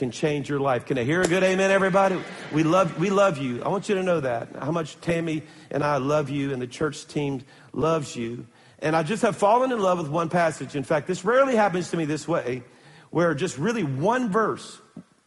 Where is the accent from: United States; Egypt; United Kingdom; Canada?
United States; Baton Rouge, Louisiana; I'm from Baton Rouge